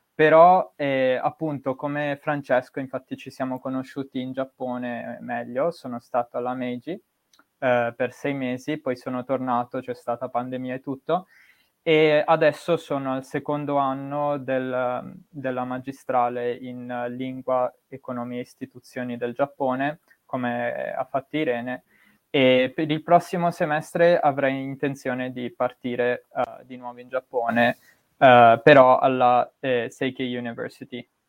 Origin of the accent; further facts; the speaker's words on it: Bergamo, Lombardy, Italy; sono nato e cresciuto in Italia, eh, la mia città d'origine è Bergamo